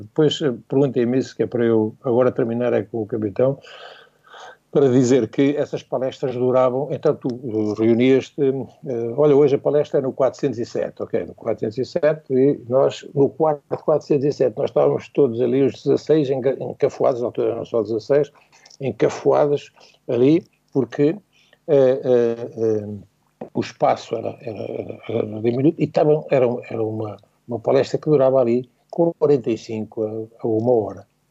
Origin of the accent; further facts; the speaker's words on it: Portugal; como português